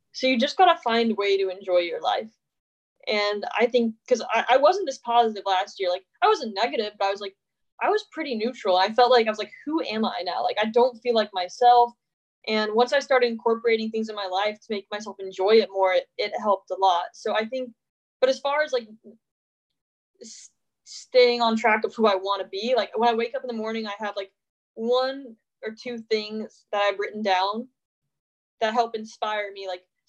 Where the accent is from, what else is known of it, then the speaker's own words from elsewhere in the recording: the South, United States; I'm from the South, so there's a lot of religious stuff that it seems more brainwashy.